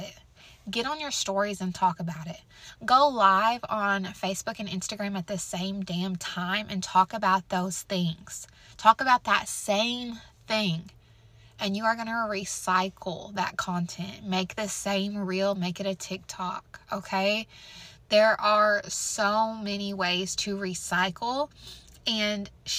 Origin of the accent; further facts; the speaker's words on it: Missouri, United States; I'm from Missouri